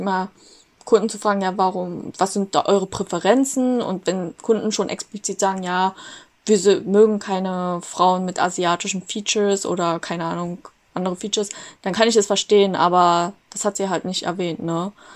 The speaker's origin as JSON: {"language": "German", "country": "Germany", "tie": "born or raised there", "said": "Bin aber hier in Deutschland aufgewachsen"}